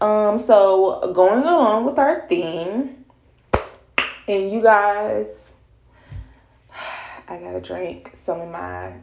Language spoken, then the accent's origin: English; the South, United States; a Black female in America, growing up in the South in particularly